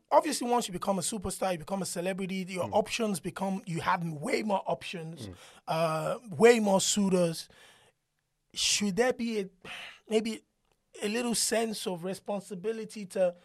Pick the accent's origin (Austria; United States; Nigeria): Nigeria; I grew up in Nigeria.